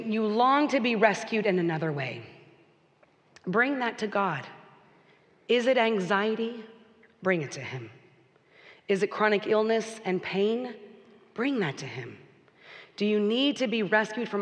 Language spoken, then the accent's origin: English; Texas, United States; moved away as an adult; Texas, where we grew up